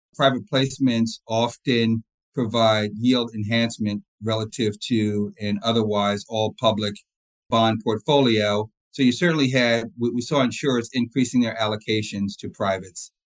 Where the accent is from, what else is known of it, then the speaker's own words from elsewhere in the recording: New Jersey, United States; also born or lived in East Orange, New Jersey / Old Bridge, New Jersey / Columbia, Maryland; So I grew up in East Orange, New Jersey, up until about sixth grade, and then we moved to uh, Old Bridge, New Jersey, with a, a brief stint in Columbia, Maryland, in between, but mainly in New Jersey.